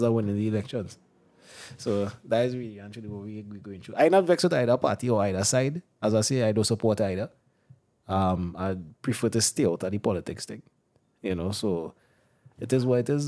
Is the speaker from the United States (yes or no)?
no; Trinidad & Tobago